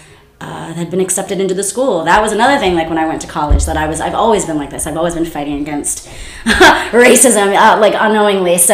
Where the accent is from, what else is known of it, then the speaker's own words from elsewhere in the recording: Scotland, United Kingdom; also born or lived in New York; now in United States; I'm also fully aware and I'm very proud of being Scottish.